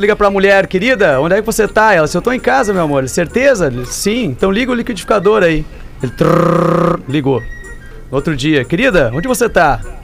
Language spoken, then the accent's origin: Portuguese; Sapiranga, Rio Grande do Sul, Brazil; Eu sou de Sapiranga, grande Sapiranga.